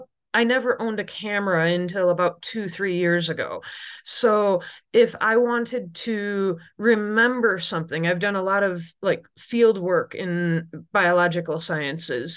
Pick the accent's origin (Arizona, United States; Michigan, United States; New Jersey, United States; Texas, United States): Michigan, United States; Oil City; I grew up in Oil City, Michigan, which is in the middle of the Lower Peninsula